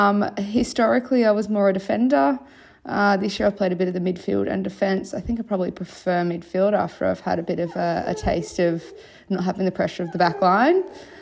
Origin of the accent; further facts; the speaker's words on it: Byron Bay, New South Wales, Australia; moved away as an adult; also born or lived in Sydney / London; now in Melbourne, Australia; I grew up in Byron Bay, where I played since I was very young, probably six or so.